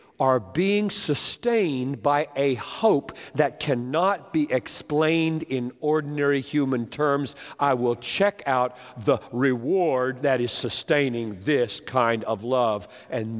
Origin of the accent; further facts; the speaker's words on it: Greenville, South Carolina, United States; White Oak Baptist Church, my home church, Greenville, South Carolina